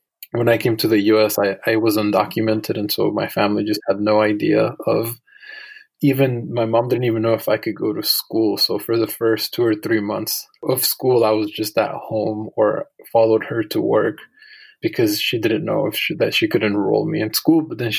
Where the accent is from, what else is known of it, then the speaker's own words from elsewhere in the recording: Phoenix, Arizona, United States; also born or lived in Tepic, Nayarit, Mexico; I am originally from Tepic, Nayarit, Mexico, and I was there for about 9 years before I migrated to Phoenix, Arizona when I was 9 years old and settled there.